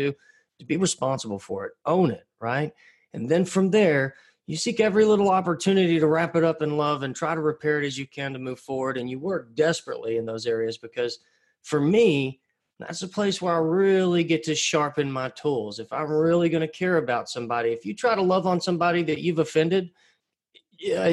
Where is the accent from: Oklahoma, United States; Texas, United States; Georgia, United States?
Texas, United States; Pottsboro; moved away as an adult; I'm a framer's son from Pottsboro, Texas. I actually live back in my hometown again now